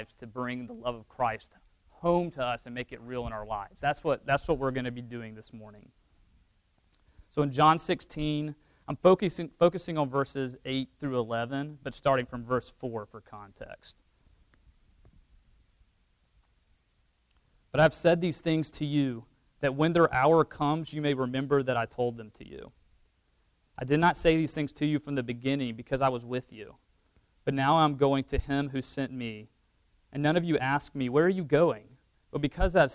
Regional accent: Georgia, United States; moved away as an adult; also born or lived in Auburn, Alabama / St. Louis, Missouri; now in Oklahoma, United States; I mostly grew up in Georgia, went to school in Auburn

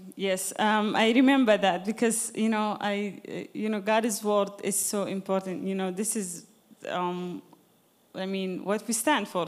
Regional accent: Sudan; moved away; I'm originally from Sudan, you know, Sudan is Islamic country.

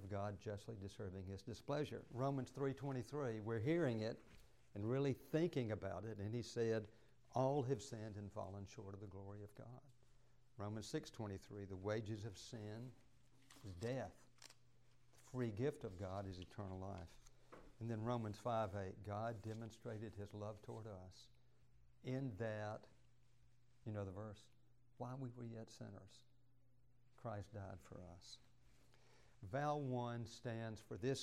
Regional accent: Douglasville, Georgia, United States; I grew up in Douglasville

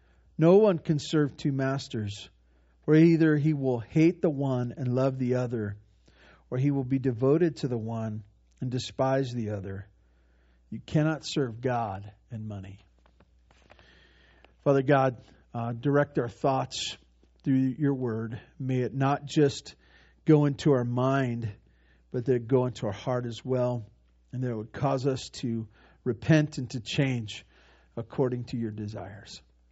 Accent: Santa Barbara, California, United States; When I was growing up, I had one sister and mom and dad, and we grew up in over in Santa Barbara.

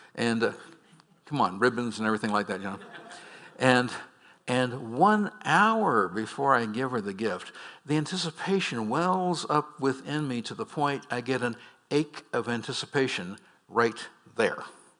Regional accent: Scotland, United Kingdom; Come on, folks, I'm Scottish.

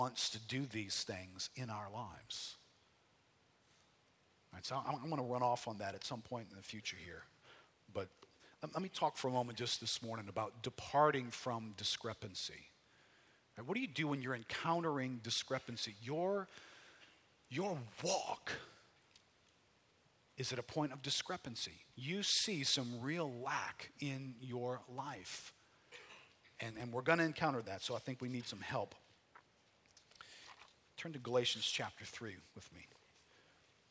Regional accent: New Orleans, Louisiana, United States; I grew up here in New Orleans, got saved in 1979

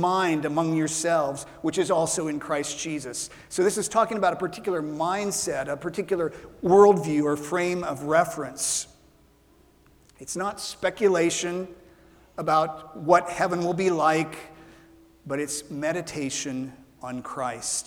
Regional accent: Ralston, Nebraska, United States; moved away; When I was growing up in Ralston, Nebraska, we had a pin oak tree that we planted in our yard

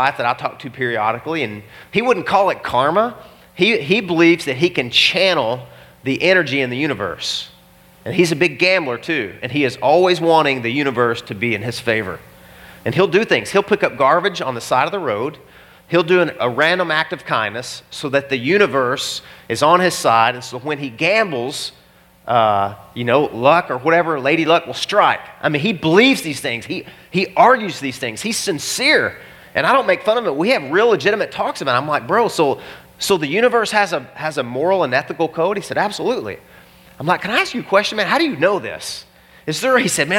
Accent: Arkansas, United States; I am from Arkansas

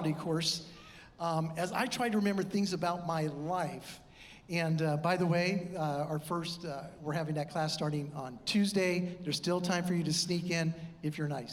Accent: San Diego, California, United States; moved away; I am from California and mostly San Diego

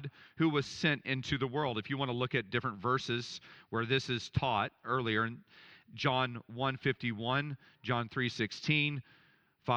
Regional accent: Dallas, Texas, United States; I grew up in Dallas where it was just so materialistic

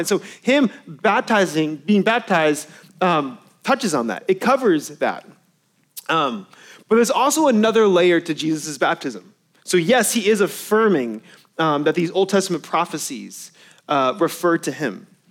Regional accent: Irving, Texas, United States; I grew up in Irving where they used to play

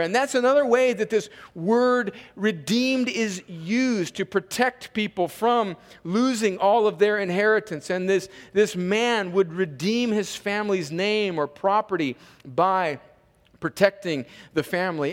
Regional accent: Southern California, United States; growing up in Southern California in a sort of hippie culture

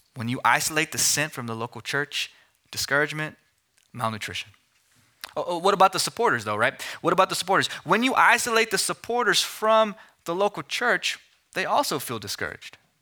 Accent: Amarillo, Texas, United States; moved away as an adult; also born or lived in Philadelphia; I was born and raised in Amarillo, but went to Philadelphia for seminary

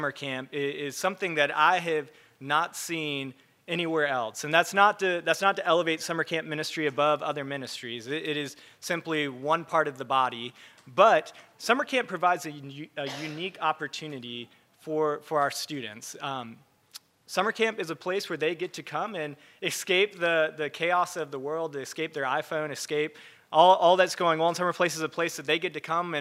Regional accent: Charleston, South Carolina, United States; I grew up in Charleston area

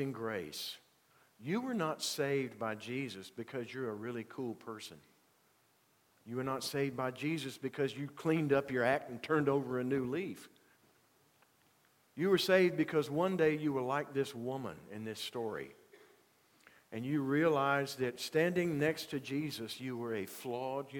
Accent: Union, South Carolina, United States; first language English; moved away; I go back to Union to fill in for someone, to, you know, to preach at a church there in my hometown

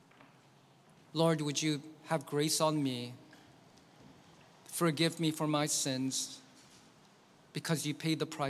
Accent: South Korea; now in United States; my home country that I grew up in, Korea

